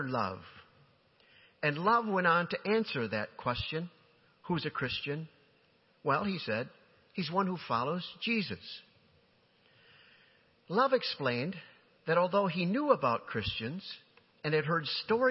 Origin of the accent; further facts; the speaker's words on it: Holland, Michigan, United States; my home church, the church in which I grew up in Holland, Michigan, 9th Street Church